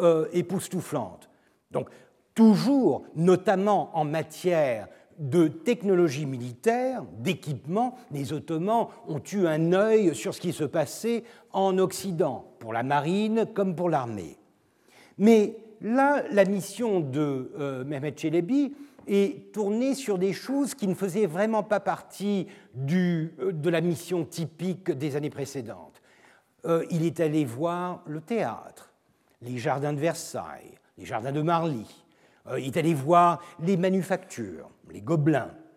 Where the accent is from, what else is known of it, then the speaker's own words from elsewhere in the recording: Turkey; Je suis turc, je ne parle pas l'arabe